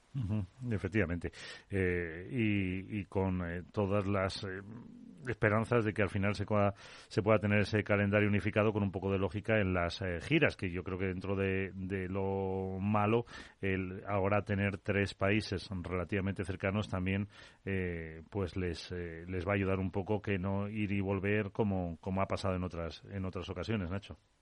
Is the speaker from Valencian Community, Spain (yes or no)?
no; La Rioja, Spain; La Rioja en Argentina, no, la otra es mi tierra